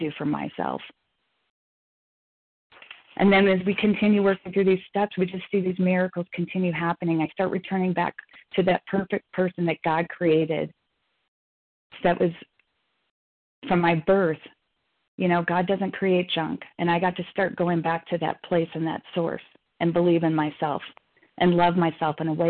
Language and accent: English; Chicago, Illinois, United States; moved away; Chicago from Fannie Mae. That's my hometown